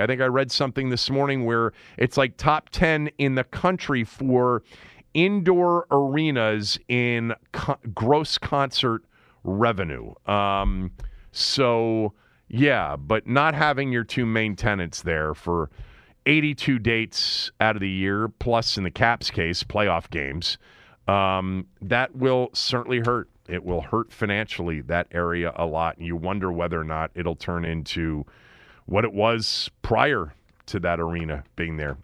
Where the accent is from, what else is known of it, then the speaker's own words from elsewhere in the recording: Washington, District of Columbia, United States; my hometown city